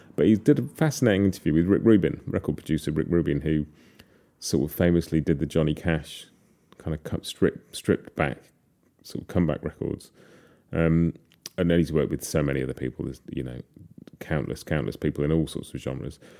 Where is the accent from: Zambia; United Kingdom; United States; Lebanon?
United Kingdom; as a Brit